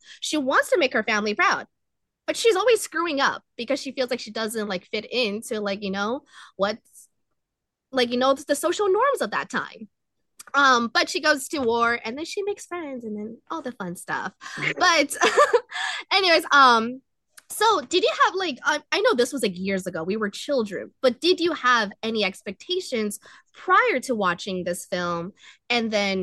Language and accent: English; United States; as a American-born Chinese, I was raised, Western society